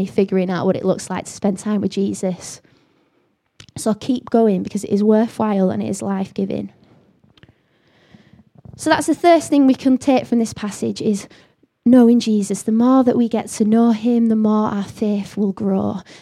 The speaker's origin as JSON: {"language": "English", "region": "the north of England", "country": "United Kingdom", "accent": "northern", "said": "I've got a northern accent"}